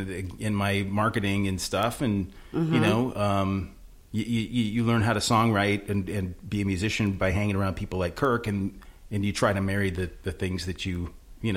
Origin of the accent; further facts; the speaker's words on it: Manson, Iowa, United States; I'm from Manson, big town of Manson, Iowa, you know, not too far away from here.